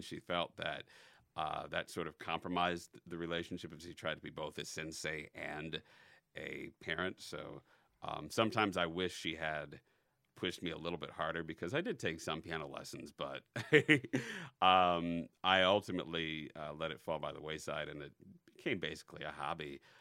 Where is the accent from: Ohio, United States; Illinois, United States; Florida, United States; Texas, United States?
Illinois, United States; North Chicago suburbs; also born or lived in Elgin, Illinois / Schaumburg, Illinois / Bartlett, Illinois / Evanston, Illinois; the North Chicago suburbs